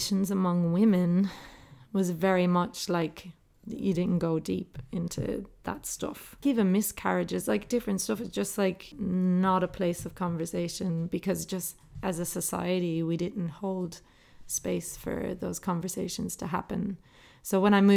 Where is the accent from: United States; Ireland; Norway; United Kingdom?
Ireland; moved away as an adult; now in Australia; growing up in Ireland, we were the only family anywhere around us